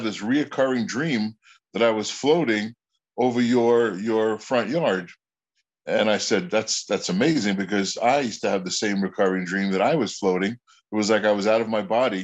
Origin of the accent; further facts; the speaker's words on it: Long Island, New York, United States; I grew up in Long Island, New York